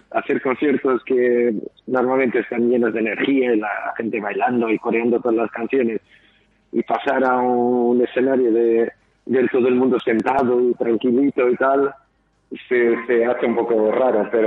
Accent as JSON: {"language": "Spanish", "country": "Portugal", "moved": "yes", "lives_now": "Bilbao, Spain", "said": "yo estaba recién llegando de Bilbao, que yo soy de Portugal"}